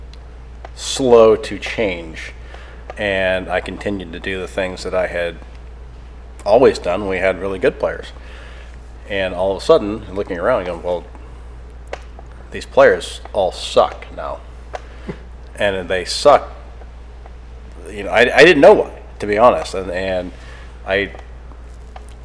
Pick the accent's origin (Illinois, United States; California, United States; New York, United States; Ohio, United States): California, United States; Sacramento; I'm from Sacramento